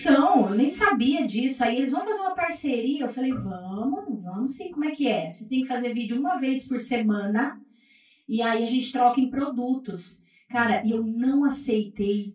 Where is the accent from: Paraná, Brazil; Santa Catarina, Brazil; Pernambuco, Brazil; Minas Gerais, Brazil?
Paraná, Brazil; Maringá; also born or lived in Pará; E aí eu fui criada então, né? Praticamente criada aqui no Paraná, mas eu sou paraense